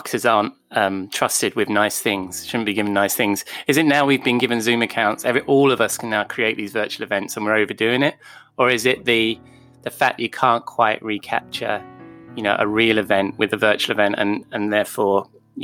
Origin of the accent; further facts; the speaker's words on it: England, United Kingdom; as an Englishman